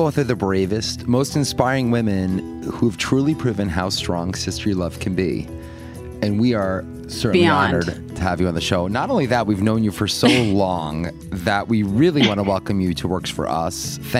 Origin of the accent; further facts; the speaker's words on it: New York, United States; We're from New York.